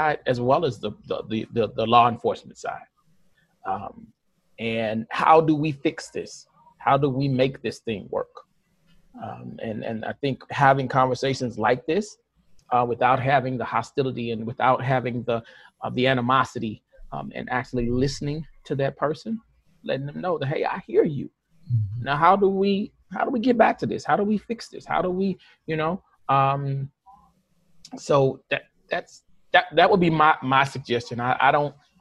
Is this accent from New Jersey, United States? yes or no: no; St. Louis, Missouri, United States; I grew up in North St. Louis. The hood, the Ville